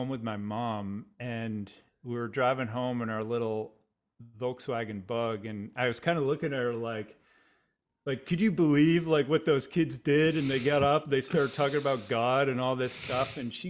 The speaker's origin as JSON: {"language": "English", "town": "Boston", "region": "Massachusetts", "country": "United States", "tie": "born or raised there", "said": "I'm from the Boston area originally. Grew up in a just about 20"}